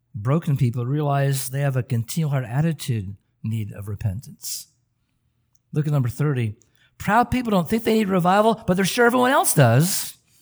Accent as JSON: {"language": "English", "region": "Oregon", "country": "United States", "tie": "born or raised there", "moved": "yes", "said": "I grew up in Oregon"}